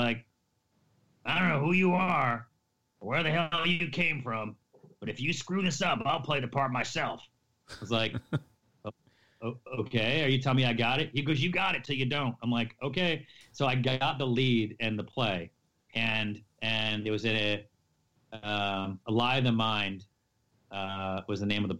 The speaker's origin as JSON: {"language": "English", "town": "Syracuse", "region": "New York", "country": "United States"}